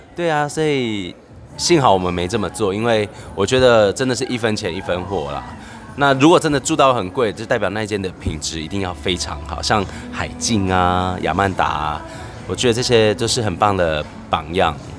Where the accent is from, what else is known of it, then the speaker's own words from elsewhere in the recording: Yuanlin, Changhua County, Taiwan; 彰化园林人